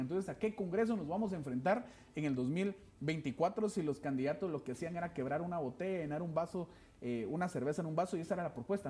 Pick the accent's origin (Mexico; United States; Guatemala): Guatemala; Quetzaltenango; el lugar de donde yo soy, mi ciudad, mi departamento